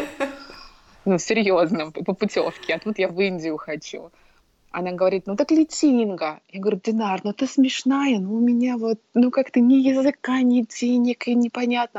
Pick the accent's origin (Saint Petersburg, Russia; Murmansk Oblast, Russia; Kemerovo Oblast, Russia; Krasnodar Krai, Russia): Murmansk Oblast, Russia; Murmansk; moved away as an adult; now in Hawaii, United States; я жила в одном городе, в Мурманске, с которыми я училась в школе, потом в колледже